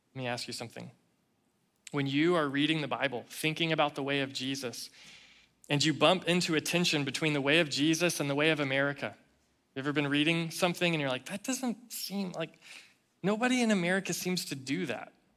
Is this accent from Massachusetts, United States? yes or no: no; Tennessee, United States; I'm from Tennessee